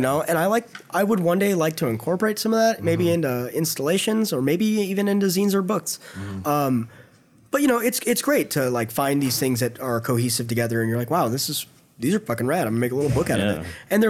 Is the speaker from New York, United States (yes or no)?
no; San Jose, California, United States; moved away as an adult; now in San Francisco, United States; where I'm from, you know, in San Jose, it's San Jose's, somebody the other day said it's like a small LA, mm-hmm. and it could be a big Fresno to me. I don't know, but that's just how it is. You know, it's got a small downtown, it's urban sprawl.